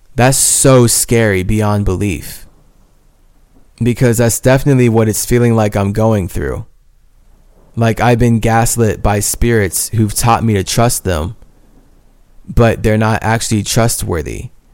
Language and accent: English; United States; As a Native American